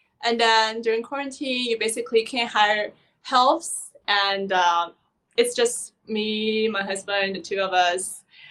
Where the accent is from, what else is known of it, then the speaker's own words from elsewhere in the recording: Shanghai, China; moved away as an adult; now in Los Angeles, United States; I was born and raised in Shanghai